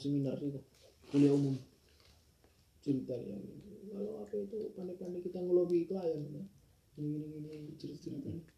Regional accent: Medan, North Sumatra, Indonesia; moved away; orang Medan

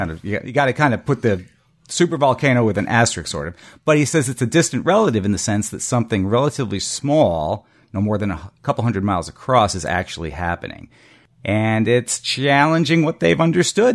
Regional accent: Connecticut, United States; we grew up in Connecticut, in New England

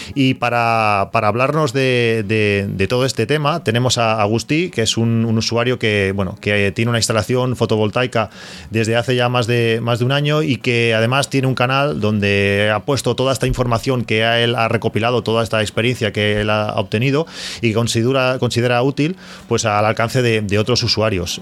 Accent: Catalonia, Spain; los que somos de Cataluña

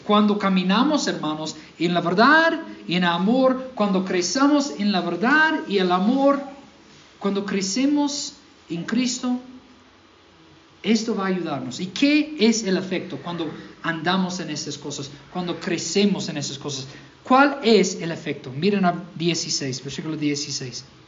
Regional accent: Mississippi, United States; Spanish is a second language; moved away; yo soy de Mississippi

